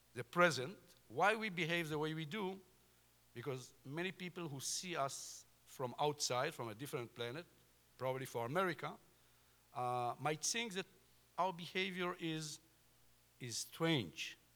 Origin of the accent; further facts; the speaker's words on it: Jordan Valley, Israel; I was born in the Jordan Valley, and during all my childhood, Syrians used to shoot on our settlements, our kibbutz.